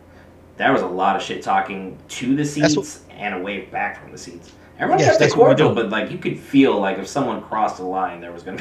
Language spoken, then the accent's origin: English; Pacific Northwest, United States; moved away; also born or lived in the South (US); I'm from the Pacific Northwest.